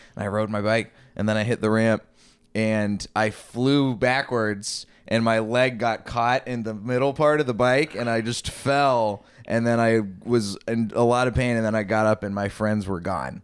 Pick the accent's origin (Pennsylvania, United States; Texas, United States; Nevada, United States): Texas, United States; I grew up in Texas